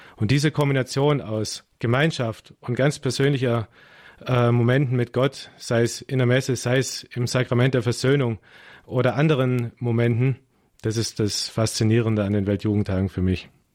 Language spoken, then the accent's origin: German; Germany; als Deutsche und man ist ja Organisations Profi als Deutscher